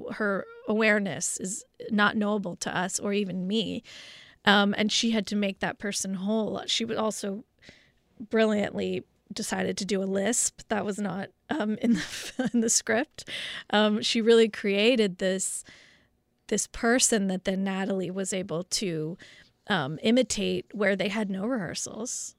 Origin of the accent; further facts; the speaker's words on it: Los Angeles, California, United States; growing up in West L A at the time of O J